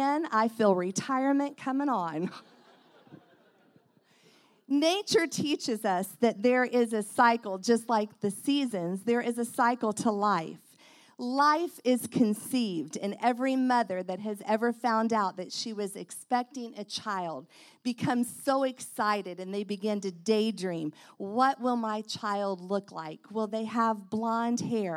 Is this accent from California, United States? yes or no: no; Indiana, United States; I'm from Indiana